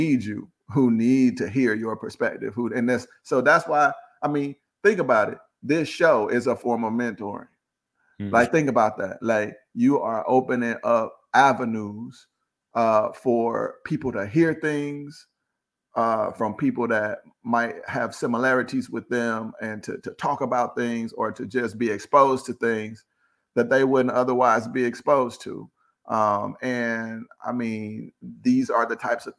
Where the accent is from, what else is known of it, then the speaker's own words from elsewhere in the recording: St. Louis, Missouri, United States; Born and raised in St. Louis, Missouri